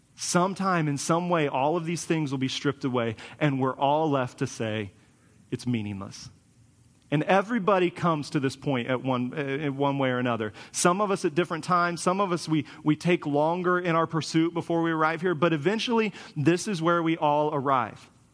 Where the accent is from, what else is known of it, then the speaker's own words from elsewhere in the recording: Kansas, United States; moved away as an adult; I grew up in Kansas, so everything was flat